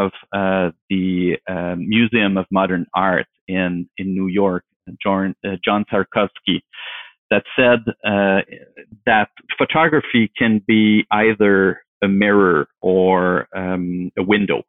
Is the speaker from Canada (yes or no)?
yes; Canada; now in Ottawa, Canada; I grew up in the French speaking part of Canada.